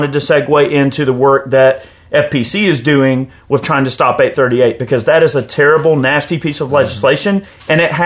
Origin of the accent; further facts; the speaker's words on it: United States; proud to be an American